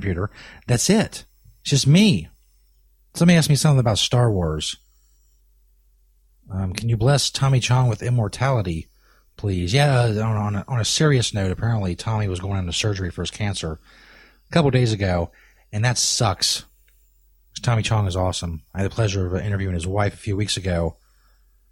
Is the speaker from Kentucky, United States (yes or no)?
yes; Kentucky, United States; I broadcast in Northern Kentucky. Somebody asked if I'm from Kentucky. Yes